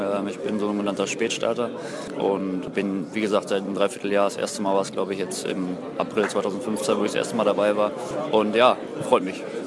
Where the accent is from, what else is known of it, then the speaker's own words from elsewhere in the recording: North Rhine-Westphalia, Germany; moved away; NRW ist halt meine Heimat.